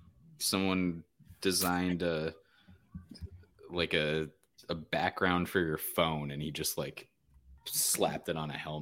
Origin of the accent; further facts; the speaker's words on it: Phoenix, Arizona, United States; But born and bred in Phoenix, Arizona.